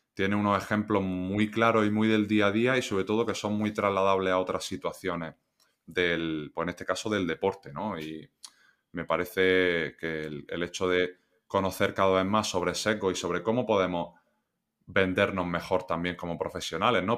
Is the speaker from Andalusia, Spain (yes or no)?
yes; Granada, Andalusia, Spain; moved away as an adult; also born or lived in La Roda / Almansa / Melilla; yo soy de Granada, entré en, la cantera creo que fue pues con 12